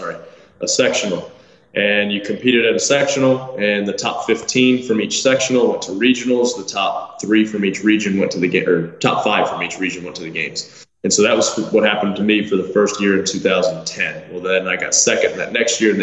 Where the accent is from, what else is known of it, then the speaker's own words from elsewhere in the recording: Tennessee, United States; also born or lived in Michigan; I was born in Michigan. When I was 4 years old, we moved to Tennessee. And so we've lived here since I was 4 years old